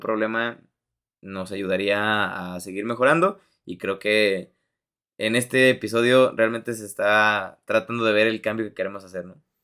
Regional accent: Mexico; tú como mexicano

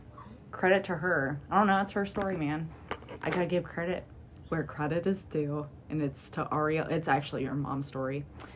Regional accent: East Midlands, United Kingdom; accent: Derbyshire; It's because I'm talking my accent.

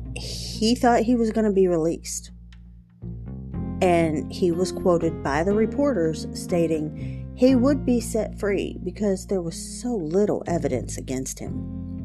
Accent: West Virginia, United States; moved away; I am originally from West Virginia and this actually happened in the next county over from where I grew up

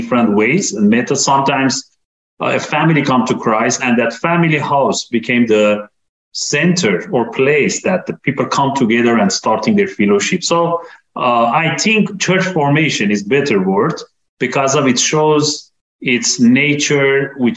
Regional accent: Iran; I'm coming from Iran

